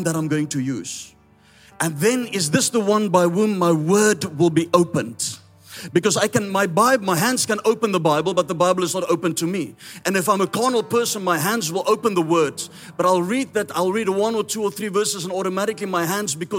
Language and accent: English; South Africa; accent: Afrikaans; first language Afrikaans; English is a second language; I'm Afrikaans, that's why my accent is a little bit strange.